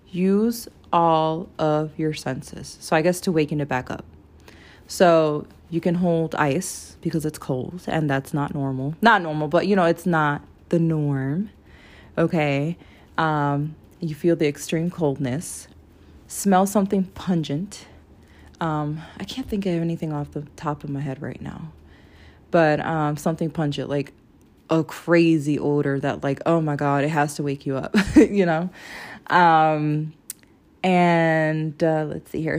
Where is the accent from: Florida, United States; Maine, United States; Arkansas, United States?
Florida, United States; I'm from Florida.